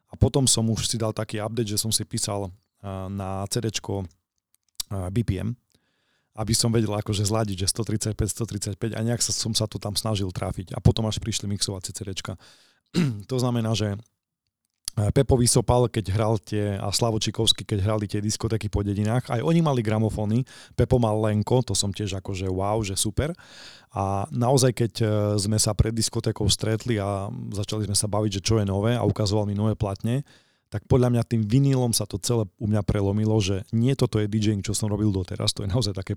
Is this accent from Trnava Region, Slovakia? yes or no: no; Košice, Košice Region, Slovakia